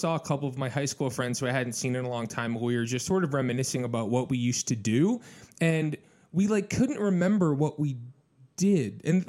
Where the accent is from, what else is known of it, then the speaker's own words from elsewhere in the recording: Michigan, United States; moved away; also born or lived in Naperville, Illinois; I'm from Michigan originally.